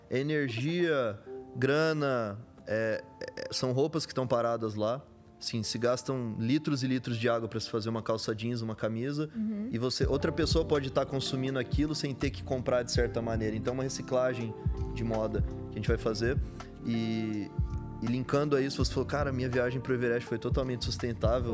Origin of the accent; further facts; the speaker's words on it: Campo Grande, Mato Grosso do Sul, Brazil; moved away; eu venho do Mato Grosso Sul, nasci uhum. lá